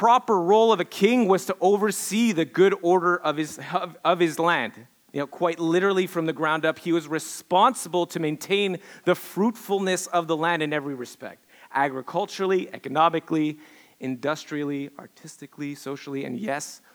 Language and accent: English; Quebec, Canada; moved away; growing up in Quebec, I grew up in Quebec. I'm your token Canadian hoser, French Canadian hoser